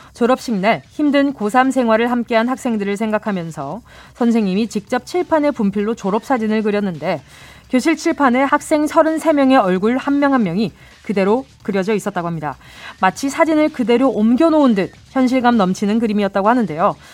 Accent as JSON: {"language": "Korean", "region": "Busan", "country": "South Korea", "tie": "born or raised there"}